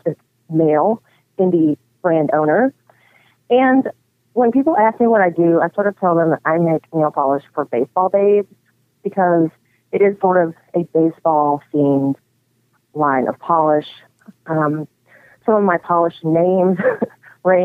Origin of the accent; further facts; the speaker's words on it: Arkansas, United States; moved away as an adult; now in Michigan, United States; I live in Michigan now. I've been in Michigan almost 20 years. But I was born and raised in Arkansas